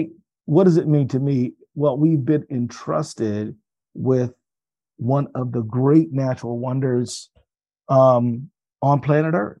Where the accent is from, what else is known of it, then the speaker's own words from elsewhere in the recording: Minnesota, United States; I'm from Minnesota